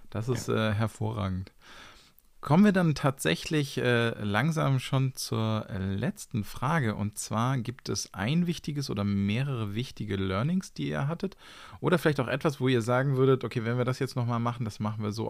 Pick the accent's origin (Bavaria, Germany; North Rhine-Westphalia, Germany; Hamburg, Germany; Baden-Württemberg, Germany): Hamburg, Germany; weil ich, ich bin in Hamburg groß geworden